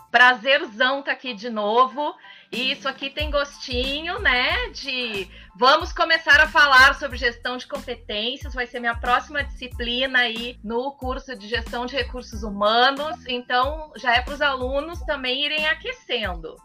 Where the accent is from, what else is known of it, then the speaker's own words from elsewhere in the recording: Brazil; como bons brasileiros